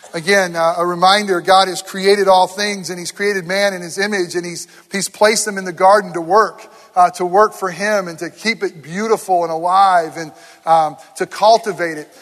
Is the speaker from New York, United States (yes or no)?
yes; near Herkimer, upstate New York, United States; moved away; very close to my hometown this week uh, in Herkimer, New York.